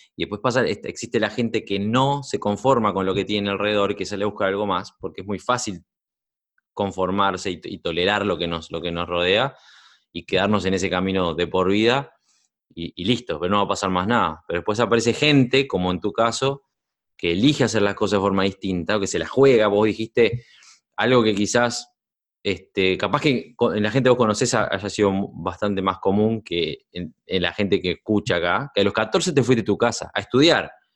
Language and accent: Spanish; Uruguay; moved away; soy uruguayo, nací, yo nací en Uruguay y me crié allá.